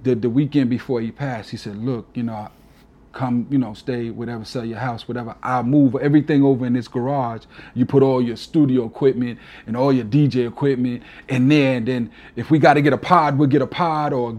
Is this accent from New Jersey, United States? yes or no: no; New York, United States; accent: East Coast; now in Alabama, United States; I'm a New Yorker till